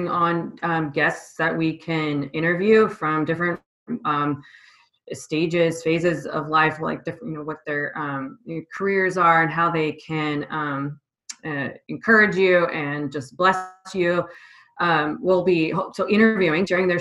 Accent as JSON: {"language": "English", "town": "Vancouver", "region": "Washington", "country": "United States", "tie": "born or raised there", "also_born_or_lived": "Portland, Oregon", "lives_now": "Seattle, United States", "said": "I grew up in Vancouver, Washington, and the Portland area. And then I moved up here after I got out of the Army. And I've been up in the Seattle area ever since"}